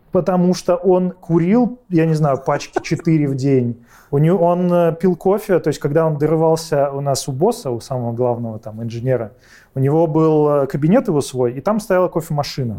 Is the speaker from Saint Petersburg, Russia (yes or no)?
yes; Saint Petersburg, Russia; Родился, учился в Питере